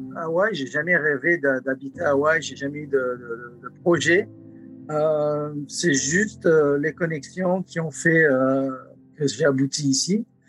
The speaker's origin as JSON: {"language": "French", "region": "south-east France", "country": "France", "also_born_or_lived": "Los Angeles, United States / Lahaina, Maui, United States", "moved": "yes", "lives_now": "Maui, United States", "said": "Je suis d'origine euh, du sud-est de la France"}